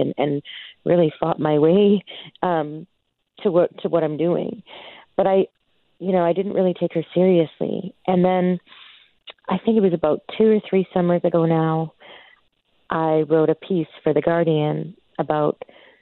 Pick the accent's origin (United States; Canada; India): Canada; Stony Plain, Alberta; I'm from Stony Plain